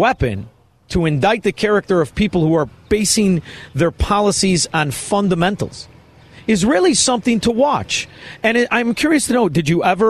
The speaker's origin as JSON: {"language": "English", "town": "Chicago", "region": "Illinois", "country": "United States", "said": "We're from Chicago."}